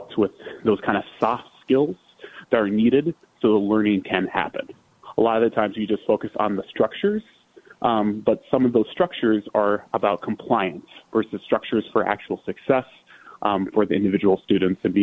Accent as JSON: {"language": "English", "town": "Minneapolis", "region": "Minnesota", "country": "United States", "tie": "born or raised there", "said": "I can go back to my hometown to Minneapolis. Because it meant a lot to me to be able to come back to Minnesota. Being I'm from Minnesota"}